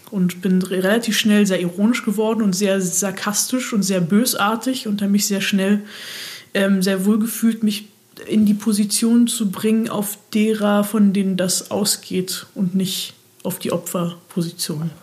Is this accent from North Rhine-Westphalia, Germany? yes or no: no; Berlin, Germany; moved away as an adult; also born or lived in Mannheim; ich komme aus Berlin und war jetzt zwischenzeitlich sechs Jahre weg